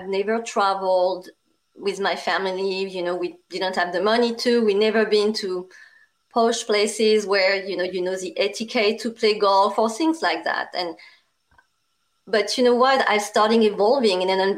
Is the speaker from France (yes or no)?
yes; France; accent: strong French; English is a second language; now in United States; I'm also a Asian with a strong French accent